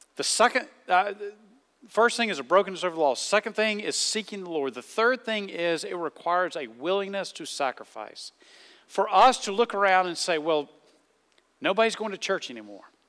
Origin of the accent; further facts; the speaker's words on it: the South, United States; moved away; I grew up in the South